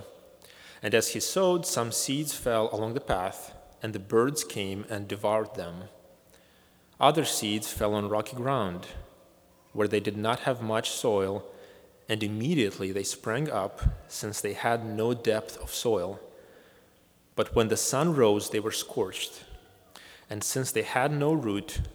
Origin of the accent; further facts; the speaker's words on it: Moldova; moved away; my home country of Moldova